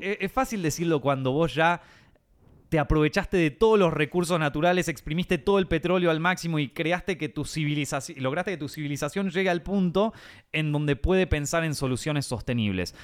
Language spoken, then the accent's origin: Spanish; Argentina; moved away as an adult; now in Madrid, Spain; nosotros los argentinos